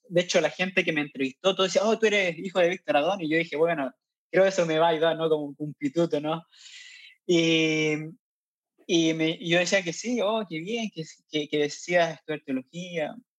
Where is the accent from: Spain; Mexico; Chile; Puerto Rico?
Chile; Curicó, Maule; moved away as an adult; also born or lived in La Cisterna, Santiago, Chile; now in Chad; yo soy, nací en Curicó, en el sur centro de Chile